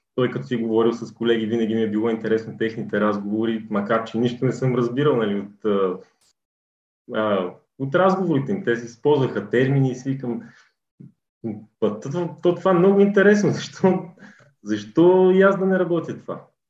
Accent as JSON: {"language": "Bulgarian", "town": "Kozloduy", "region": "Vratsa Province", "country": "Bulgaria", "tie": "born or raised there", "also_born_or_lived": "Sofia", "said": "от София съм родом, по принцип, но като цяло съм израсъл. Голяма част от живота ми е преминал в е, Козузо и тъй като моето семейство още в началото на 10-те години се е преместил да живее тук. Та и аз съм израснал тук"}